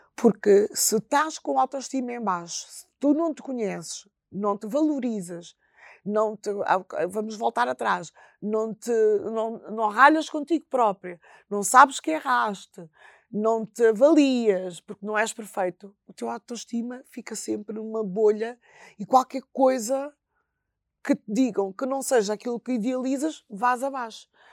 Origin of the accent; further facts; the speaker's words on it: Bissau, Guinea-Bissau; moved away; em Bissau eh, que é a minha terra